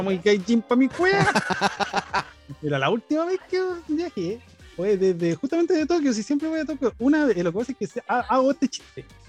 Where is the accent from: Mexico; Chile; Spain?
Chile; Santiago, Santiago Metropolitan Region; yo soy de Santiago